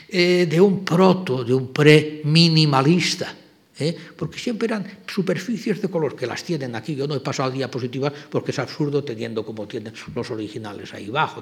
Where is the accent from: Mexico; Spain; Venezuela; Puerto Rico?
Spain; moved away as an adult; also born or lived in Germany; yo era español